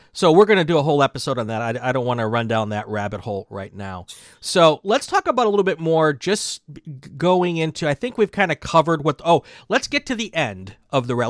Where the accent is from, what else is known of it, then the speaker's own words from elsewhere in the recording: Chicago, Wisconsin area, Midwest, United States; being from the Midwest, growing up in the Midwest in, in the Chicago, Wisconsin area